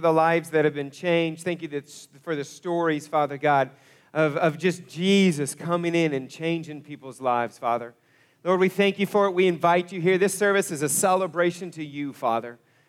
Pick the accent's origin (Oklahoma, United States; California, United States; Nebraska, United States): Oklahoma, United States; Broken Arrow; moved away as an adult; also born or lived in Kansas; we actually moved our family back to Northeast Oklahoma. I was born and raised in Broken Arrow, but we had moved away to Kansas.